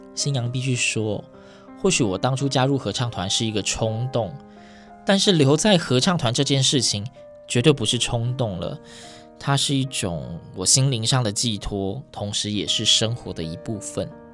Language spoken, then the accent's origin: Chinese; Yilan County, Taiwan; 我是宜兰人，那时候就读罗东高中